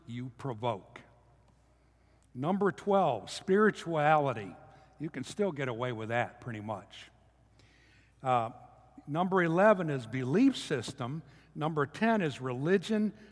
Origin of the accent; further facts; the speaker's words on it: United States; as American Christians